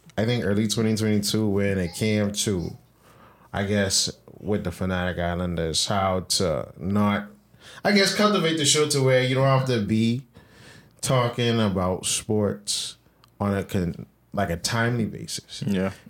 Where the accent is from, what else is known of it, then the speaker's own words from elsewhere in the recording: Bahamas; I was born in the Bahamas